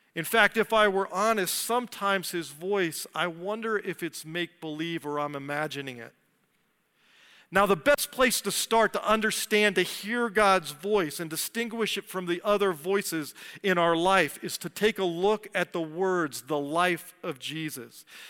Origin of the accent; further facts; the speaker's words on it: D.C., Virginia, United States; moved away as an adult; I grew up outside of Washington, D C, and Virginia